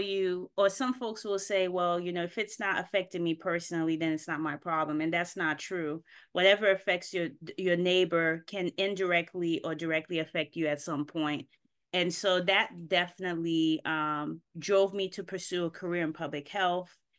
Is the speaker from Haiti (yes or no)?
yes; Haiti; moved away; I was born here, but I grew up in Haiti